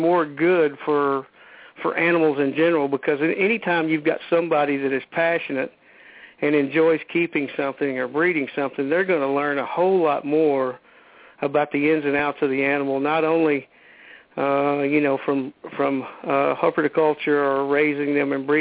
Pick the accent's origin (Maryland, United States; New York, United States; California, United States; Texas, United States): Texas, United States; Midland; also born or lived in Fort Davis, Texas; I moved away from Fort Davis and to Midland, Texas